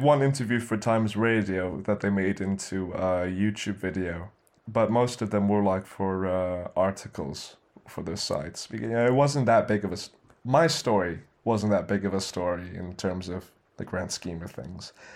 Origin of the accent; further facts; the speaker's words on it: Philippines; also born or lived in Middle East; me being Filipino